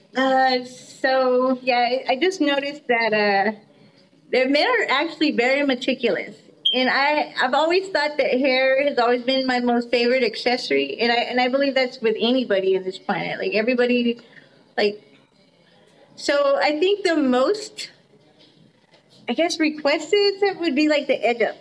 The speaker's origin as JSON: {"language": "English", "area": "Austin and El Paso", "region": "Texas", "country": "United States", "moved": "as an adult", "lives_now": "Denton, United States", "said": "I'm from Austin and El Paso. every city I lived in has been like a, a very humongous city"}